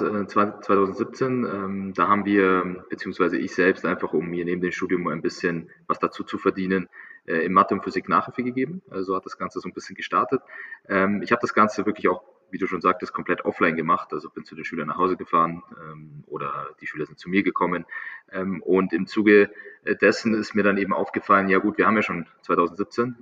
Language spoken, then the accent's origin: German; Munich, Bavaria, Germany; ich, ich komme aus München, München ist ähm, relativ große Stadt